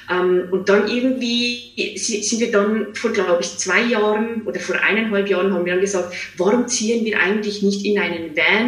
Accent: Switzerland; now in Zurich, Switzerland; Ich bin ursprünglich aus der Schweiz. Ich bin mhm. in einem kleinen Seelendorf, 600 Seelendorf in der Schweiz aufgewachsen, habe die letzten zehn Jahre aber in Zürich verbracht

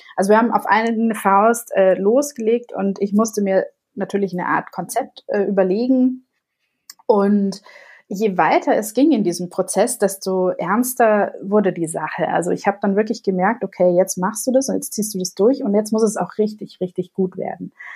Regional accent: Munich, Bavaria, Germany; moved away as an adult; also born or lived in Canada; now in Mallorca, Spain; ich liebe zwar meine Heimat, meinen Ursprungsort München sehr

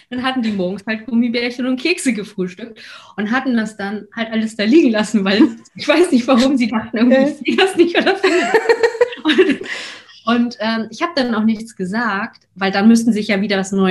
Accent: Hamburg, Germany; Ich meine, ich komme aus Hamburg, äh, wir sind sozusagen zurück in die, in die Heimatstadt.

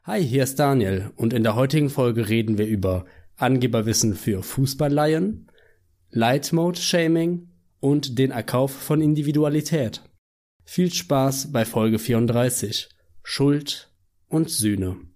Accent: Germany; Deutscher zu sein

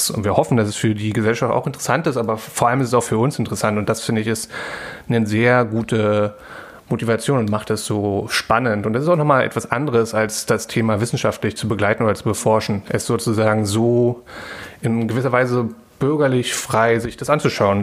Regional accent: Berlin, Germany; ich war in Ostberlin dort auch aufgewachsen

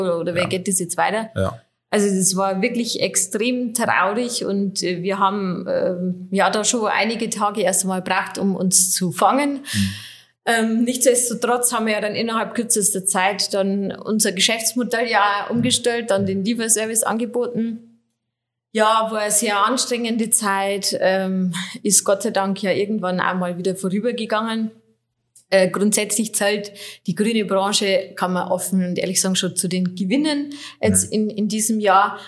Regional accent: Schönsee, Bavaria, Germany; also born or lived in Oberviechtach / Regensburg; ich bin äh, nicht gebürtige Oberfichtacherin, sondern ich komme aus Schönsee, so 13 Kilometer weiter östlich. Ich war aber dann schon zur Schulzeit in Oberfichtach am wartenburg gymnasium

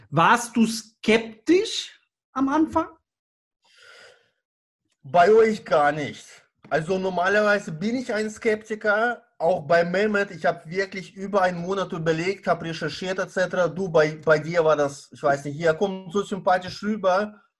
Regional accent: Baden-Baden, Baden-Württemberg, Germany; Ich äh, bin aus Baden-Baden, äh, Kurstadt im Südwesten Deutschlands

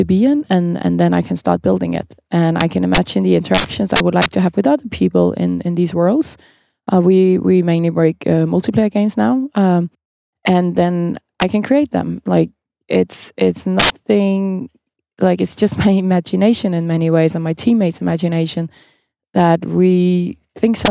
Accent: Copenhagen, Capital Region of Denmark, Denmark; I'm from Copenhagen, where we host the Nordic Game Jam

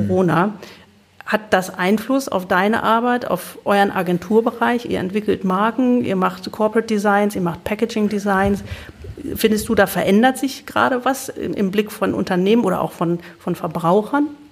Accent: Lower Saxony, Germany; Wir sind nämlich beide gebürtige Niedersachsen.

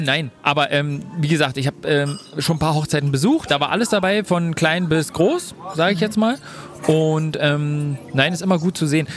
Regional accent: Germany; Bei uns in Deutschland

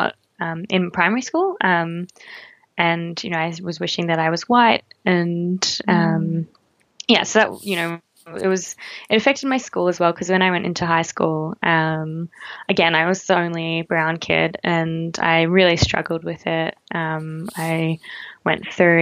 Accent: Melbourne, Victoria, Australia; I was born in an eastern suburb in Melbourne to two really loving parents.

